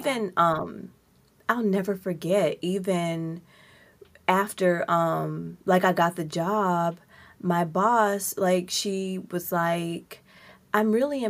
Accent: Mississippi, United States; also born or lived in Georgia; now in Seattle, United States; I'm from Mississippi, right? I lived in Georgia

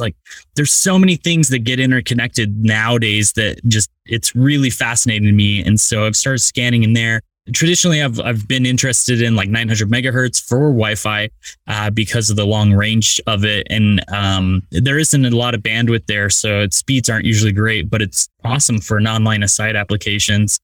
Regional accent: rural Utah, United States; I wish I grew up in New York, but uh, rural Utah instead

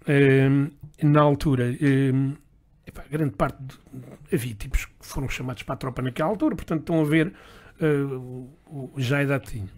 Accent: Lisbon, Portugal; nasci em Lisboa, eh, filho de, de uma mãe lentejana e de um pai eh, da zona de Castelo Branco

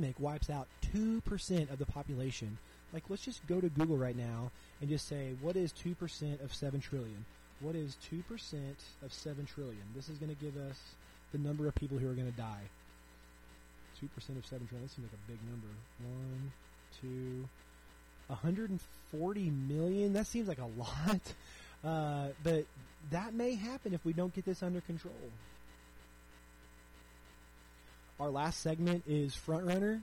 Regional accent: Missouri, United States; my home state of Missouri

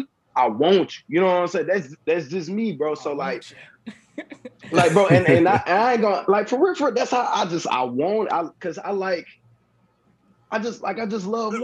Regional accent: East St. Louis, Illinois, United States; I'm from East St. Louis

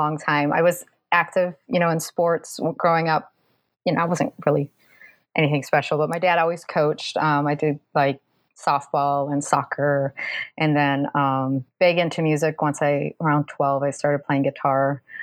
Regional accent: Minnesota, United States; accent: Minnesotan; moved away as an adult; also born or lived in Massachusetts; now in Southern United States; I grew up in Minnesota

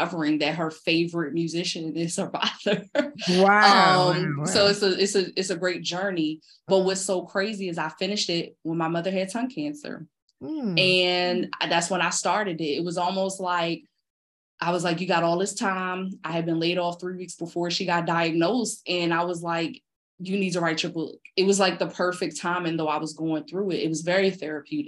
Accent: Philadelphia, Pennsylvania, United States; growing up in North Philly, I didn't see a lot of doctors and lawyers

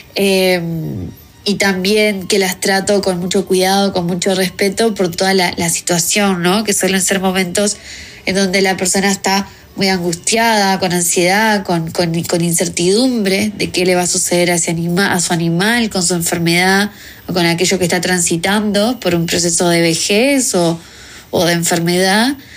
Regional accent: Uruguay; also born or lived in New Zealand; yo soy de Uruguay

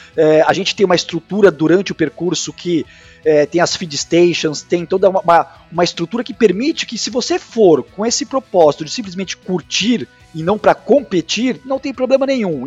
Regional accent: São Paulo, Brazil; now in Santa Catarina, Brazil; eu sou paulista, mas eu moro há muitos anos em Santa Catarina

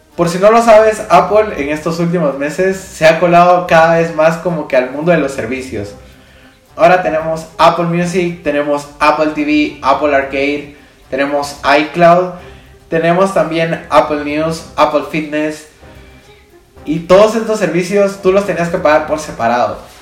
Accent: Guatemala; yo soy de Guatemala, tenemos quetzales

